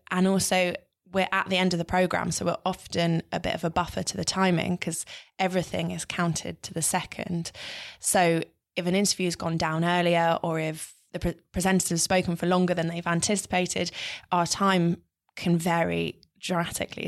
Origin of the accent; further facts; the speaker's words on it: London, United Kingdom; I grew up in North London